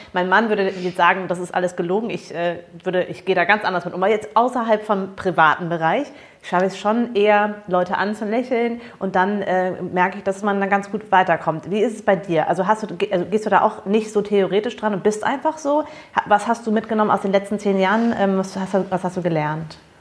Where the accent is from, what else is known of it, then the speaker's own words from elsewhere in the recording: Germany; also born or lived in United States; als Amerikanerin war ich schon von dem Klischee der Deutschen, also ich bin ja hier aufgewachsen, aber ich bin amerikanisch aufgewachsen